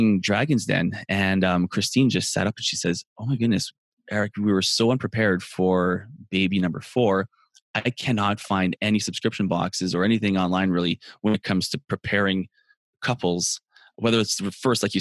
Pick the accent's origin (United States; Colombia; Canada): Canada; I'm Canadian